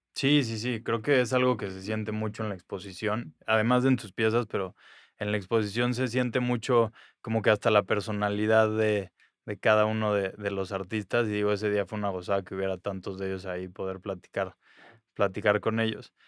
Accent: Mexico City, Mexico; yo iba creciendo ese mismo tiempo en la Ciudad de México

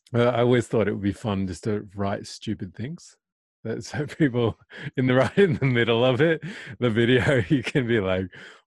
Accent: Australia; I'm proud to be Australian, you know. So when people say, oh, you're from America, I'm like, no, I'm Australian, you know.

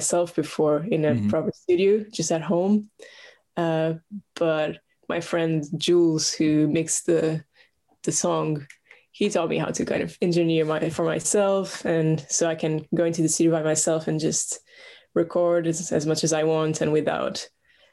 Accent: Portugal; moved away as an adult; now in London, United Kingdom; I'm from Portugal originally, but I've lived in London for the past 5 years

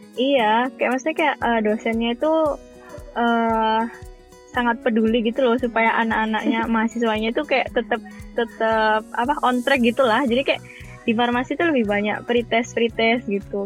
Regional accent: Surabaya, East Java, Indonesia; moved away; aku kan dari Surabaya

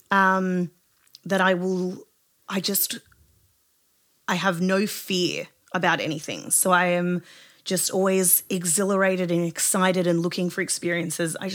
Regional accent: Sydney, New South Wales, Australia; moved away as an adult; now in United States; So basically, I'm from Southwest Sydney

